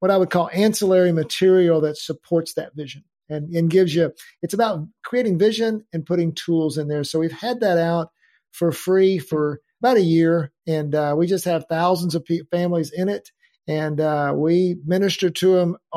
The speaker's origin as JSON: {"language": "English", "town": "Denton", "region": "Texas", "country": "United States", "tie": "born or raised there", "said": "iconic building uh, in downtown Denton."}